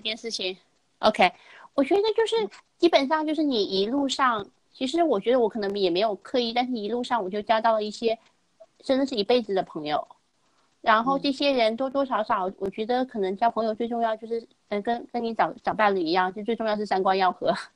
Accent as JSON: {"language": "Chinese", "country": "China", "also_born_or_lived": "United States", "said": "我们中国人"}